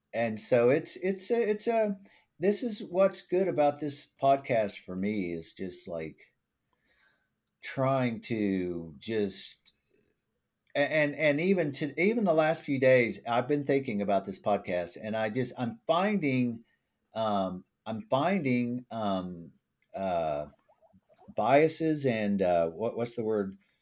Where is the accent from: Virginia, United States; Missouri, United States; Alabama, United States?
Missouri, United States; Springfield; I'm from Springfield, Missouri